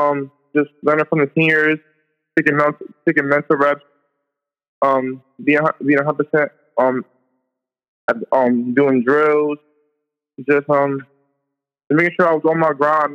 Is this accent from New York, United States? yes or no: yes; New York City, New York, United States; Growing up in Queens was a blessing